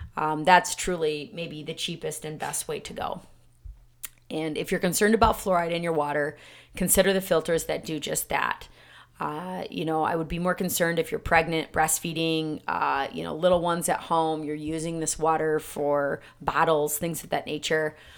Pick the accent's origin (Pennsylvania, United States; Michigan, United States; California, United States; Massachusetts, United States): Michigan, United States; my hometown, again, was one of the first cities, um, in the country back in nineteen forty-five to fluorinate their water